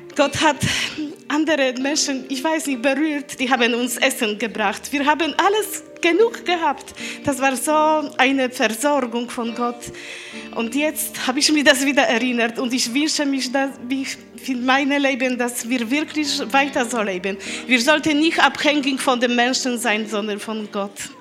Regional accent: Poland; German is a second language; moved away; Ich komme aus Polen. Ich rede nicht so gut Deutsch.

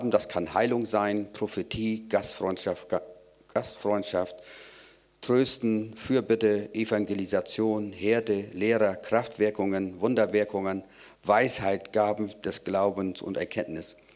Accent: Rendsburg, Schleswig-Holstein, Germany; Ich komme aus Rendsburg.

